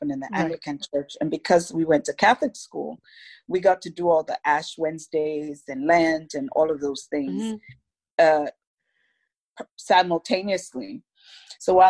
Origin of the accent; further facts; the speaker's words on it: Lagos, Nigeria; moved away as an adult; now in United States; I'm Nigerian American, so my family lives in Lagos, Nigeria, in West Africa